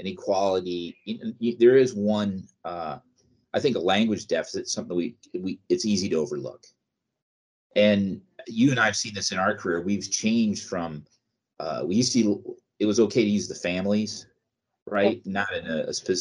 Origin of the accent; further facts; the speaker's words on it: United States; As Americans